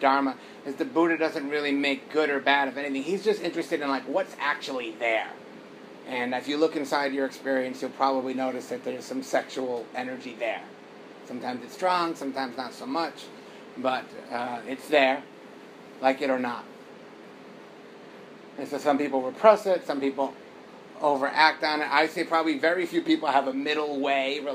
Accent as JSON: {"language": "English", "country": "United States", "tie": "born or raised there", "said": "growing up in America"}